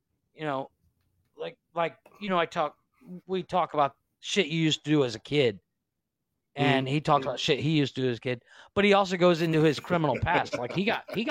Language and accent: English; Ohio, United States; moved away; I was from Ohio